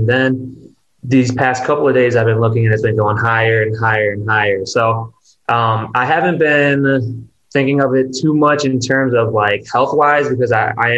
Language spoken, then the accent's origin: English; Mount Prospect, Illinois, United States; I'm from Illinois, from Mount Prospect